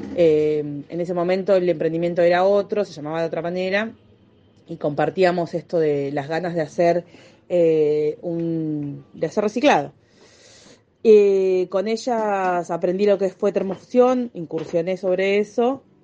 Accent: Del Viso, Buenos Aires, Argentina; yo soy de Delviso

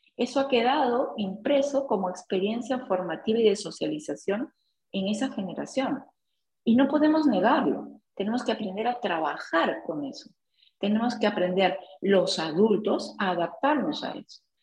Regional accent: Peru; nosotros como peruanos

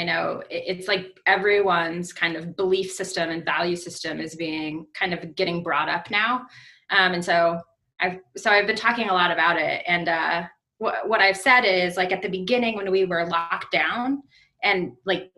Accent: Des Moines, Iowa, United States; moved away as an adult; also born or lived in Chicago; I'm from Des Moines, but moved to Chicago to go to college and lived in Chicago for like 13 years.

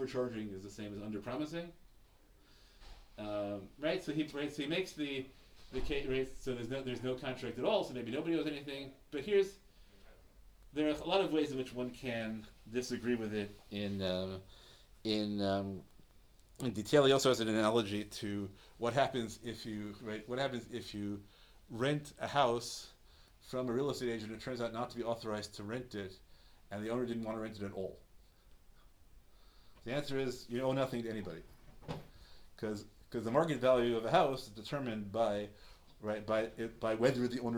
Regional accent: New York City, New York, United States; I grew up in Washington Heights

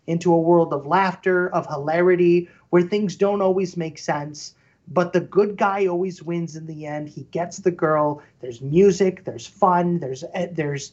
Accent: Midwest, United States; I grew up in the Midwest

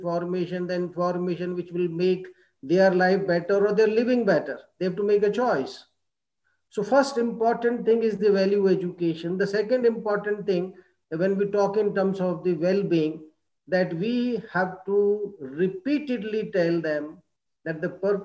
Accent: India; we as Indian educators

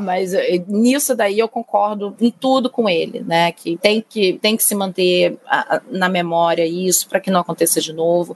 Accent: Rio de Janeiro, Brazil; carioca e flamenguista

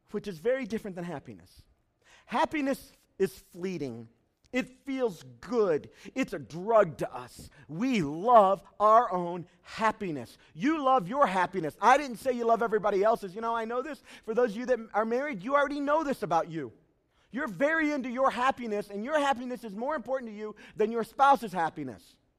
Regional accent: United States; I am American through and through

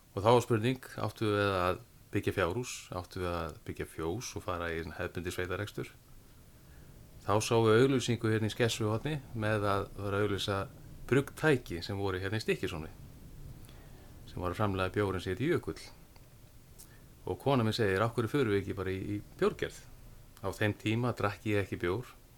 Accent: Mýrar, Western Region, Iceland; ég fættur uppalega vestur á Mýrum

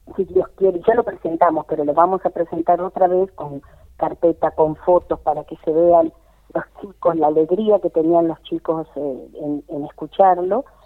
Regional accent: Cañuelas, Buenos Aires Province, Argentina; acá en mi pueblo, en mi ciudad que es Cañuelas

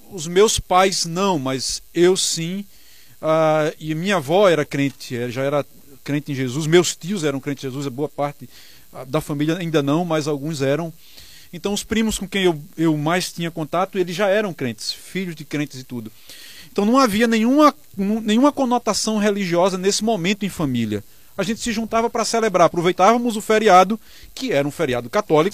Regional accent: Northeast Region, Brazil; nós que somos nordestinos

